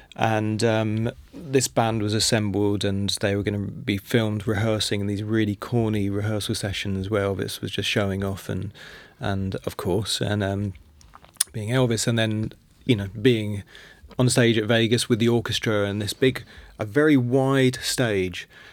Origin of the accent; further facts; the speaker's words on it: London, United Kingdom; I'm from London, and I was born in nineteen seventy.